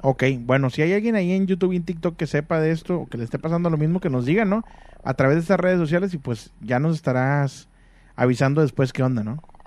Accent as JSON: {"language": "Spanish", "town": "Monterrey", "region": "Nuevo León", "country": "Mexico", "said": "en Monterrey acostumbramos"}